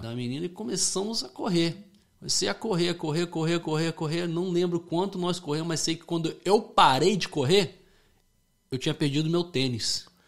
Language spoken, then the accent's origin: Portuguese; Fairfield, Connecticut, United States; moved away as an adult; also born or lived in Rio de Janeiro, Brazil; now in Florida, United States; eu nasci no Rio de Janeiro. É, morei lá, né, até os oito anos de idade, daí eu vim aqui para os Estados Unidos. Aí eu cresci lá em Connecticut